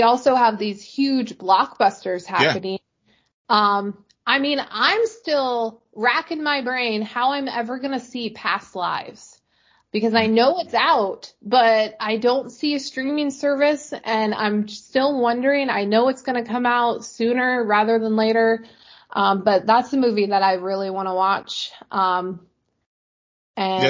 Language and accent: English; Alaska, United States; I'm born and raised in Alaska.